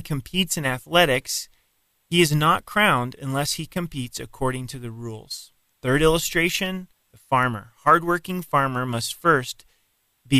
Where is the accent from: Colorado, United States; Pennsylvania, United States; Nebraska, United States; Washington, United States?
Colorado, United States; Colorado Springs; Colorado Springs is my hometown